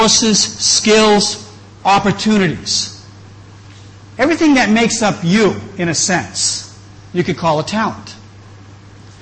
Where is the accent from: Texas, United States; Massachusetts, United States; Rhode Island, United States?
Massachusetts, United States; New England, just outside of Boston; moved away; also born or lived in Chiang Mai; I grew up in New England, just outside of Boston